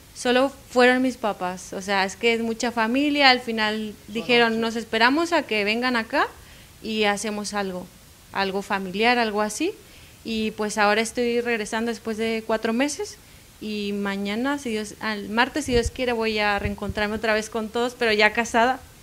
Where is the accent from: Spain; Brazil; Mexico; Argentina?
Mexico; Ciudad Constitución, Baja California Sur; soy de Baja California Sur, cerca de una ciudad de, de La Paz